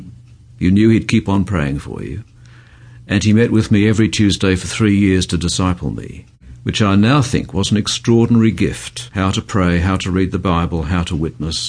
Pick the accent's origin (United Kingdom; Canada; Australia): Australia; Melbourne, Victoria; I was born and brought up in Melbourne.